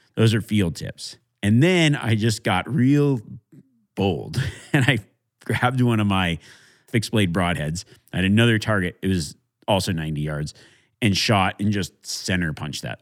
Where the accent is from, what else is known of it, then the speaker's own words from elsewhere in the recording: Nevada, United States; my home state of Nevada